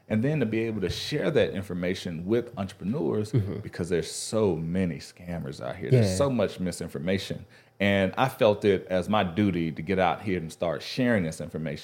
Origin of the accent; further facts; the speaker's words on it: Greenwood, Mississippi, United States; moved away; I'm from Greenwood, Mississippi originally.